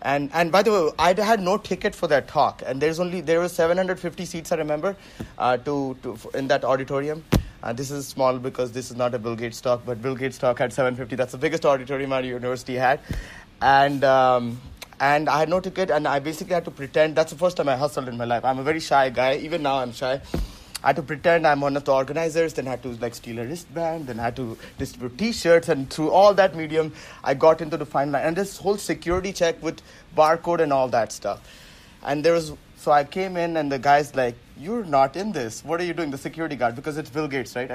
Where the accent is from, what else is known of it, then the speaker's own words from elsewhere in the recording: Central Eastern India, India; first language Hindi; English is a second language; moved away as an adult; also born or lived in Waterloo, Canada; I grew up in like Central Eastern India, I speak like Hindi and stuff. So English wasn't my first language at all